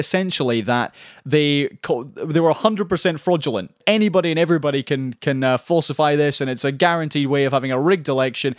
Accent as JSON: {"language": "English", "region": "Scotland", "country": "United Kingdom", "said": "I say this as a Scottish person"}